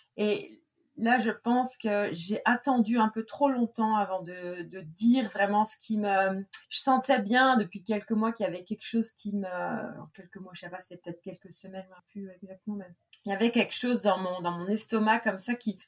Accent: central Brittany, France; moved away; also born or lived in Saint-Malo; On a habité avec mes parents. Mes parents habitent toujours là. En fait, c'est un petit village qui s'appelle plexurier et qui est situé euh, vraiment en plein milieu de la Bretagne.

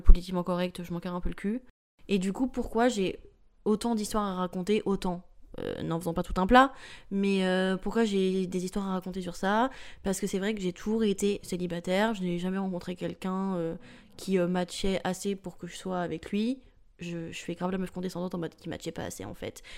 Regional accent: rural northern France, between Paris and Lille, Hauts-de-France, France; moved away as an adult; also born or lived in Tourcoing; now in Paris, France; je viens pas du tout de Paris la base, je viens de la campagne profonde du nord de la France.

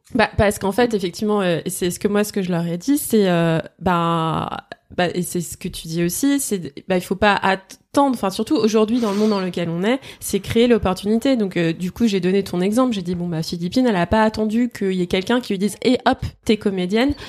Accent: Lyon, Auvergne-Rhône-Alpes, France; je viens de Lyon

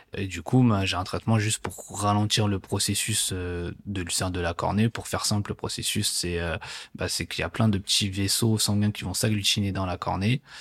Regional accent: Guyancourt, Île-de-France, France; je grandis en région parisienne, dans les Yvelines, exactement, euh, à Guyancourt

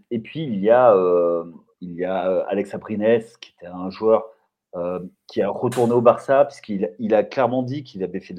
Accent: France; quand on est français, quand, on est français

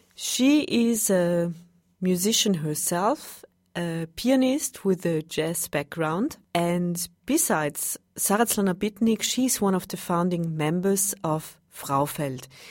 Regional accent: Vienna, Austria; I'm from Vienna

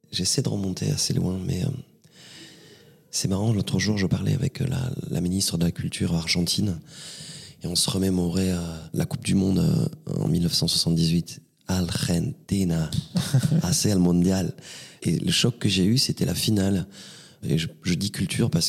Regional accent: Vernet-les-Bains, Occitania, France; also born or lived in Perpignan / Rivesaltes; Vernet-les-Bains. Oui, j'ai grandi à vernay les bains Ouais. Quelques heures après ma naissance, je suis monté dans ce village et je suis resté euh, très très longtemps

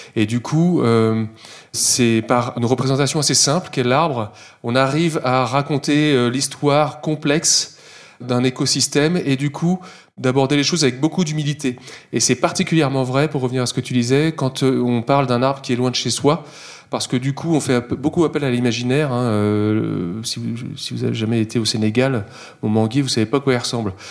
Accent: Versailles, Île-de-France, France; je suis né à Versailles

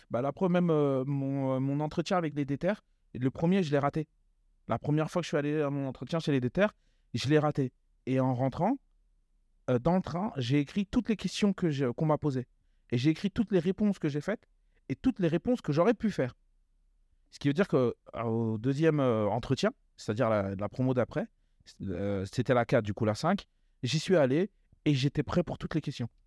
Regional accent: Sarcelles, Île-de-France, France; Alors, moi, à la euh, Cité des Rosiers, alors j'étais un jeune

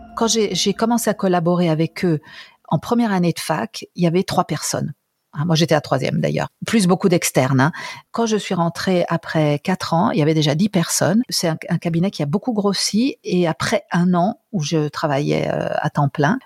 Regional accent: France; moved away as an adult; now in Italy; Je suis française

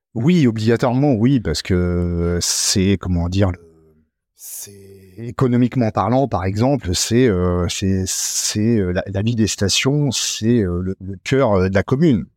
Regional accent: Normandy, France; also born or lived in Haute-Savoie; now in Arâches-la-Frasse, France; Je suis né en Normandie il y a déjà euh, de très nombreuses années. et puis j'ai débarqué en Haute-Savoie il y a aussi de très nombreuses années maintenant

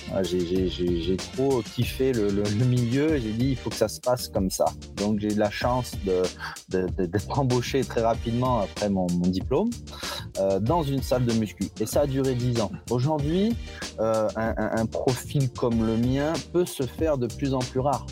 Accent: Givors, Auvergne-Rhône-Alpes, France; je suis originaire de Lyon, de Givors

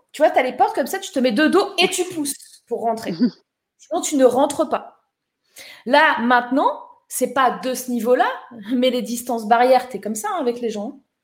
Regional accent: Toulon, Provence-Alpes-Côte d'Azur, France; moved away; je suis née à Toulon, les girls. Je suis allée au lycée, pas à Toulon, juste à côté. Je suis du Var

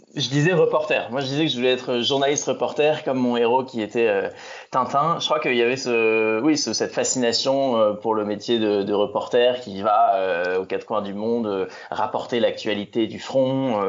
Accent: Mont-Saint-Aignan, Normandy, France; moved away as an adult; now in Paris, France; je suis né en Normandie, je suis né à Rouen. Euh, c'est là que j'ai passé euh, l'intégralité de mon enfance et de mon adolescence

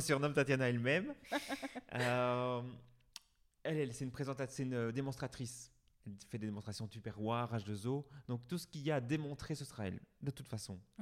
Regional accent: Ath, Wallonia, Belgium; also born or lived in Brussels; Je suis né à Hatt, j'ai grandi ici, je suis allé à l'école ici

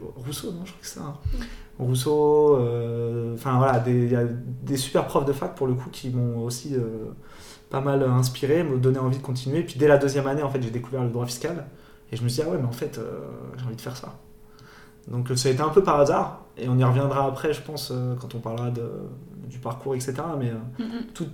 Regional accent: Paris, Île-de-France, France; moved away as an adult; also born or lived in Luxembourg; now in San Francisco, United States; j'ai grandi à Paris, euh, j'ai fait mes études à Paris.

